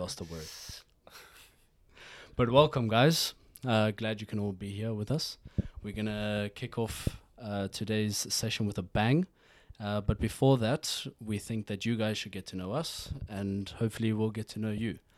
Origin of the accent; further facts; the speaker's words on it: South Africa; now in Norway; I grew up in South Africa